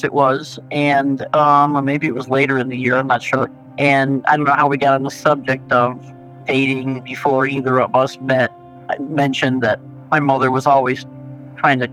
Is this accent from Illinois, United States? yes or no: yes; Chicago, Illinois, United States; born or raised there